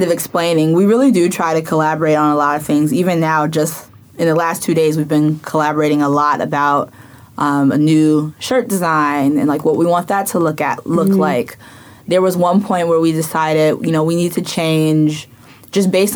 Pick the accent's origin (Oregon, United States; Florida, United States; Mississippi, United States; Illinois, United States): Illinois, United States; Chicago; born or raised there; now in New York, United States